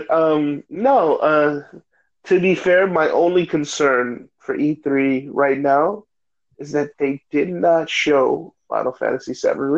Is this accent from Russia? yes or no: no; Mexico; I'm actually from Mexico.